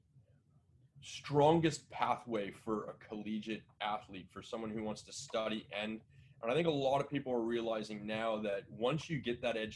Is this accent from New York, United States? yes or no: no; San Diego, California, United States; I was born in San Diego.